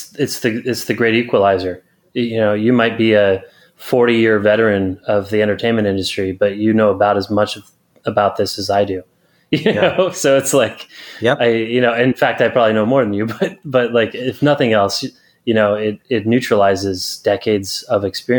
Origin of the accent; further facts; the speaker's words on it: California, United States; So lived in California since I was 10. Gotcha. Effectively a California guy